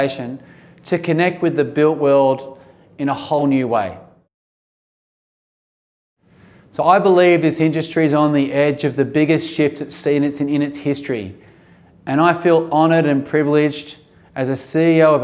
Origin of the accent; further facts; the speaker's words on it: Sydney, New South Wales, Australia; here in my hometown in Sydney